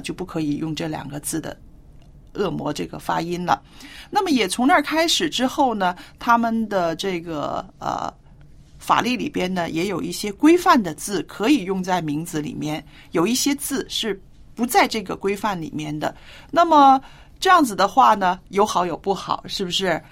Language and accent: Chinese; China